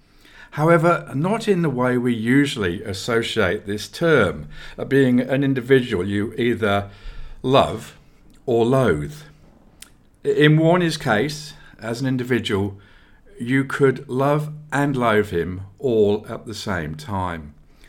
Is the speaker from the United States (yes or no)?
no; England, United Kingdom; who I also had the privilege of watching live, this time when growing up in England.